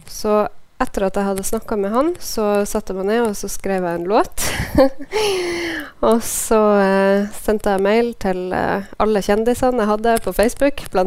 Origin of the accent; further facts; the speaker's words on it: Norway; landet mitt